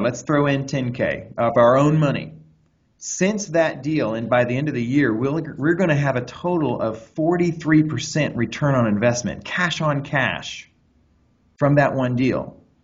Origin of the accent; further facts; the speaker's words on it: Anderson, Indiana, United States; now in Los Angeles, United States; I'm from Anderson, Indiana, where I grew up out on a horse farm